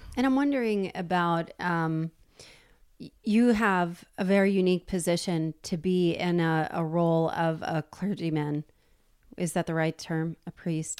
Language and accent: English; New Jersey, United States; I'm from New Jersey.